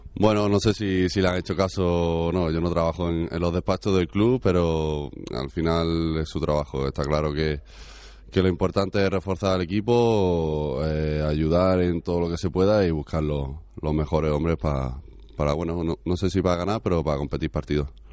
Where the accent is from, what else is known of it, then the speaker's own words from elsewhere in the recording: Granada, Andalusia, Spain; moved away; Yo soy de Granada